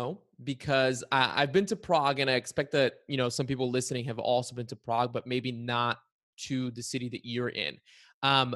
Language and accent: English; Bulgaria; now in United States; growing up in Bulgaria, I always knew the Czech Republic as Czechia, and then I moved to the United States